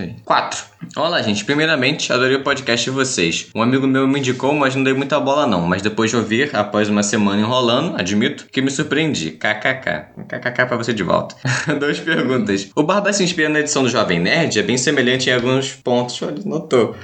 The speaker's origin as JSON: {"language": "Portuguese", "country": "Brazil", "said": "como brasileiros"}